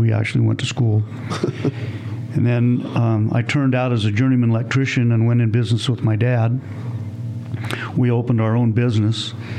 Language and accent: English; Reno, Nevada, United States; I was born in Reno, and grew up in Reno.